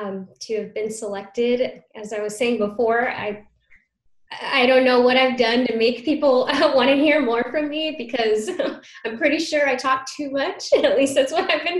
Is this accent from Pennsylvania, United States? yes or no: no; Reno, Nevada, United States; moved away; I grew up in Reno, Nevada